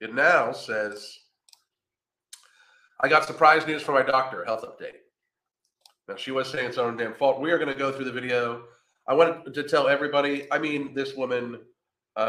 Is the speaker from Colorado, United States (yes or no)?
no; Pennsylvania, United States; now in Florida, United States; I'm from Pennsylvania